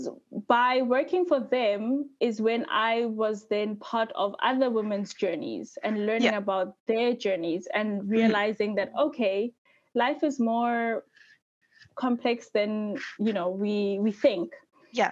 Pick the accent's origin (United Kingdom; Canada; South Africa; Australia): South Africa; moved away as an adult; now in Sweden; I'm from South Africa, so I studied civil engineering